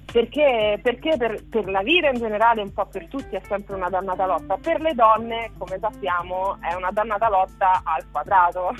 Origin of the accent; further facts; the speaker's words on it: Ciampino, Lazio, Italy; Sempre Roma, io sono di Roma, sono di Ciampino, periferia di Roma